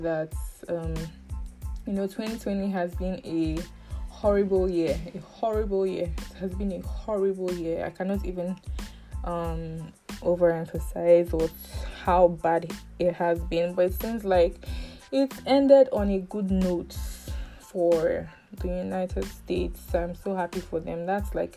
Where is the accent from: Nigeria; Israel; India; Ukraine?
Nigeria; Northern Nigeria; English is a second language; I am also from the North